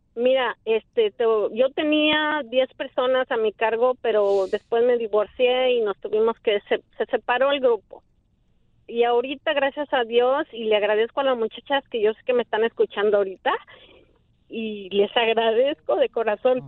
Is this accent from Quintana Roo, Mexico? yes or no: no; Mexico City, Mexico; moved away as an adult; now in United States; yo soy del Distrito Federal